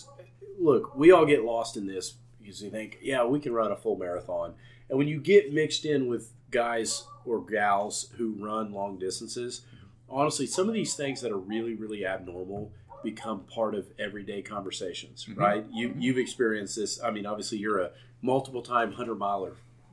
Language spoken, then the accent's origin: English; Oklahoma, United States; I was from Oklahoma